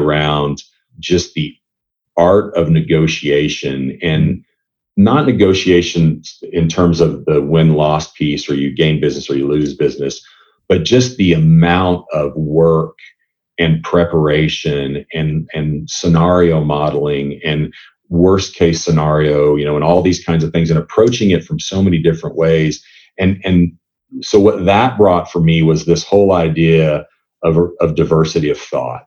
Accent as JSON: {"language": "English", "country": "United States", "also_born_or_lived": "Europe", "moved": "as an adult", "said": "As an American"}